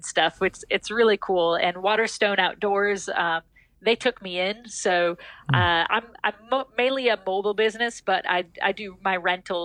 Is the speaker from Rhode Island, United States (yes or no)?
no; Buffalo, New York, United States; now in Fayetteville, United States; I was born in Buffalo, New York